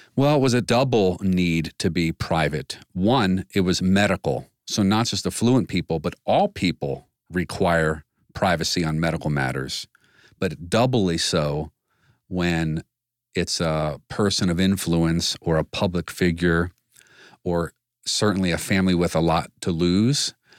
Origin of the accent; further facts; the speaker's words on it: Washington, District of Columbia, United States; moved away as an adult; now in Northeast Ohio, United States; Growing up in D C